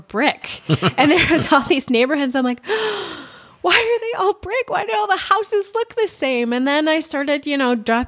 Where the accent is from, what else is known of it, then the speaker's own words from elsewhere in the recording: Rochester, New York, United States; moved away as an adult; now in Northwest Arkansas, United States; Rochester, New York, where my hometown is